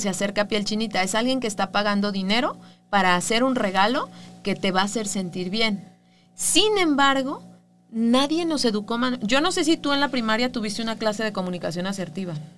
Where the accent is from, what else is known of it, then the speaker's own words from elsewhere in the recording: Mexico; los mexicanos somos así